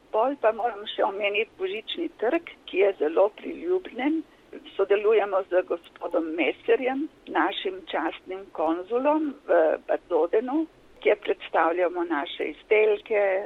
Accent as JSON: {"language": "Slovenian", "town": "Tolmin", "region": "Gorizia", "country": "Slovenia", "also_born_or_lived": "Kobarid", "moved": "as an adult", "lives_now": "Frankfurt, Germany", "said": "jaz prihajam iz Tolmina, iz Kobarida, kjer sem bila v službi."}